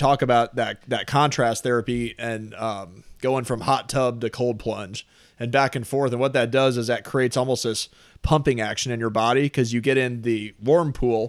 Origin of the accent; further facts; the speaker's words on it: Oakville, Missouri, United States; I grew up in Oakville, actually.